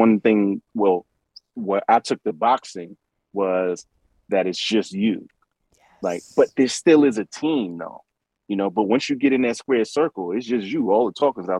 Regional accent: New York City, New York, United States; I'm from Brooklyn

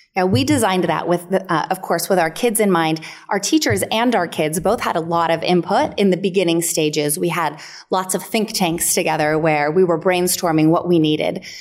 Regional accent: El Dorado County, near Lake Tahoe, California, United States; I grew up near Lake Tahoe in El Dorado County.

